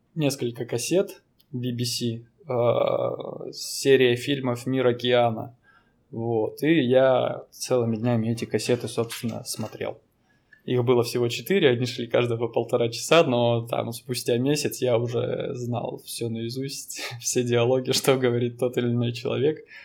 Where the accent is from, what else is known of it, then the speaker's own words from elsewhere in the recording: Danilov, Yaroslavl Oblast, Russia; now in Vladivostok, Russia; Я родился в Ярославской области, в таком маленьком городе. Данилове